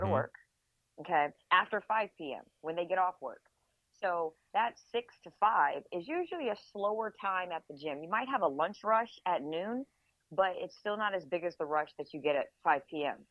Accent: United States; I'm from the United States

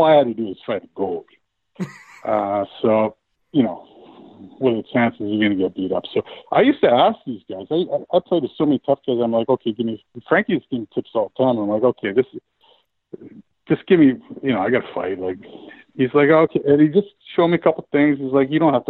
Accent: Medicine Hat, Alberta, Canada; moved away; also born or lived in Troy, New York (RPI); my best buddy that we grew up together playing in Medicine Hat

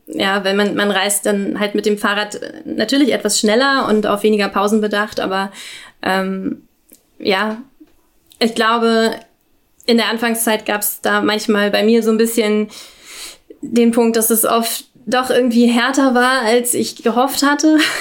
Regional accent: Berlin, Germany; ich komme aus Berlin

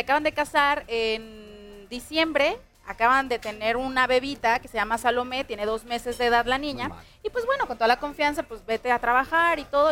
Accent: Jalisco, Mexico; estamos en Jalisco, mi tierra preciosa

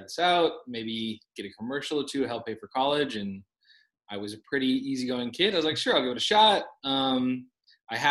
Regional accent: La Palma, California, United States; moved away as an adult; also born or lived in Huntington Beach, California / Santa Barbara, California; now in Colorado, United States; I grew up in Orange County. Yeah. Small city called La Palma

